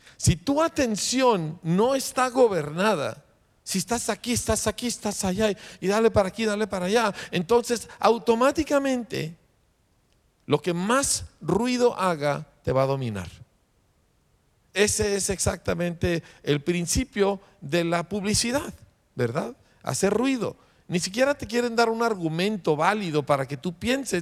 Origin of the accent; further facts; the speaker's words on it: Mexico; nosotros somos mexicanos